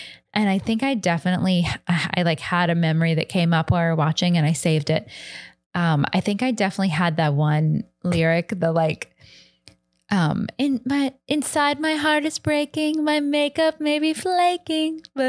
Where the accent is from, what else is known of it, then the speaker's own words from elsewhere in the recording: Kentucky, United States; moved away; And I was from Kentucky.